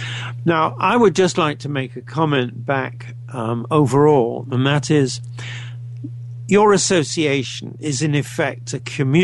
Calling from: Canada; I'm speaking from Canada, as I think you know

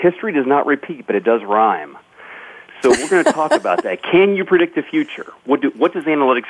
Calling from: Kansas City, United States; Hi, Bonnie, Kansas City.

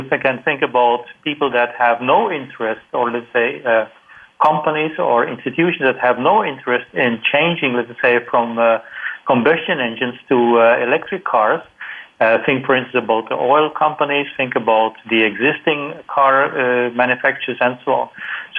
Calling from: Singapore; I'm calling from Singapore. It's almost midnight here.

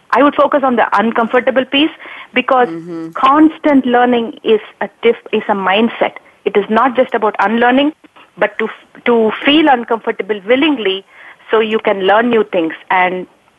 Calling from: San Jose, California, United States; So I'm calling from San Jose, California.

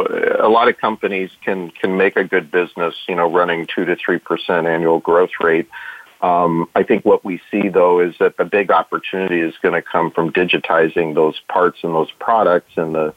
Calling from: Detroit, Michigan, United States; Well, I'm in Detroit today

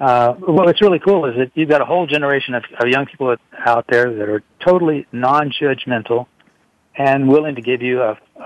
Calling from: Houston, Texas, United States; I'm calling from a hotel room in beautiful downtown Houston, Texas.

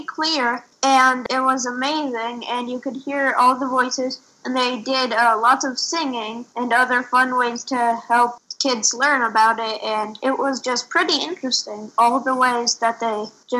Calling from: Boulder, Colorado, United States; I am 10 years old. I'm reporting from Boulder, Colorado.

